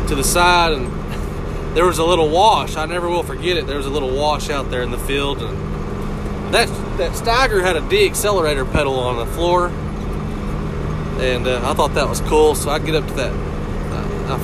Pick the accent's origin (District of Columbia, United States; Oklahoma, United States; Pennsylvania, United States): Oklahoma, United States; Hobart; I'm from Hobart, Oklahoma. I grew up on a farm